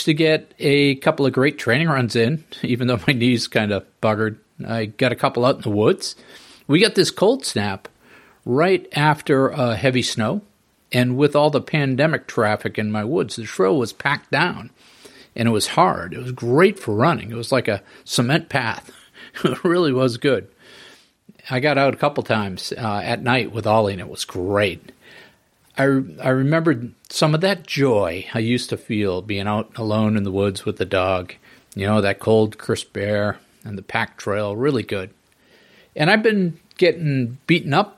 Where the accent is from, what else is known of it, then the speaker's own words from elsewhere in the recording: New England, United States; I'm a New England prep school guy myself